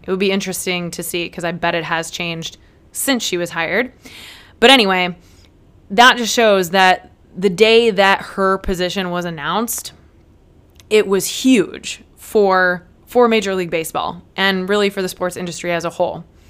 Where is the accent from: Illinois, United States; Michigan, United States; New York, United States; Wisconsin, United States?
Illinois, United States; Peoria; I am from the Peoria area